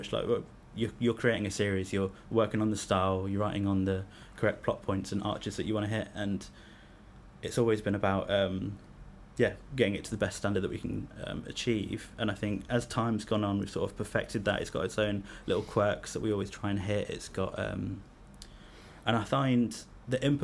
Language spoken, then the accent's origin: English; Leicester, East Midlands, United Kingdom; I'm from Leicester myself